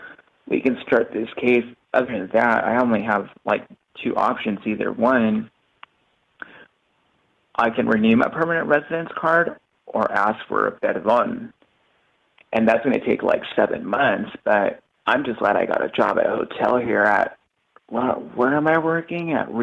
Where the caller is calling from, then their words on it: Tijuana, Baja California, Mexico; I am calling from TJ.